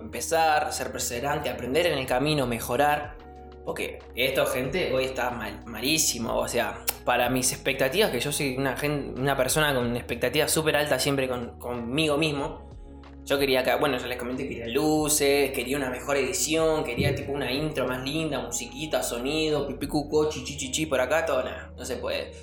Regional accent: Buenos Aires, Argentina; moved away as an adult; now in Entre Ríos, Argentina; yo soy de Buenos Aires, me mudé Entre Ríos

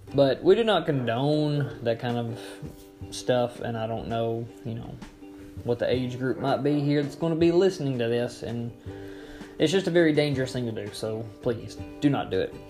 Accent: Florence, United States; accent: southern; we grew up in Florence

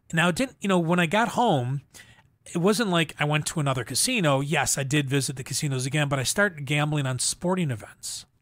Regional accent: Buffalo, New York, United States; I grew up in Buffalo, New York

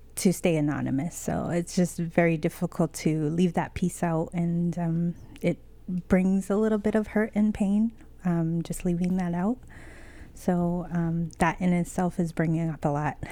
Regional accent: United States; moved away as an adult; also born or lived in Lenape land (New York City area); born and raised on the Navajo reservation, living on Lenape land. I've been here for five years and I love the city.

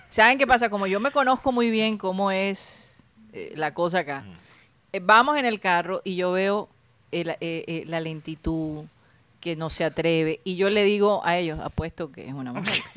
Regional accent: Barranquilla, Atlántico, Colombia; yo soy de {S0} Barranquilla.

